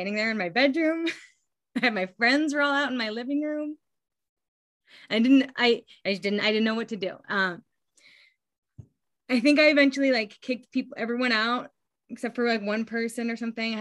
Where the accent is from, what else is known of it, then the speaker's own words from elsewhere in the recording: Gardnerville, Nevada, United States; I grew up here in Northern Nevada in a small town. It's called Gardnerville.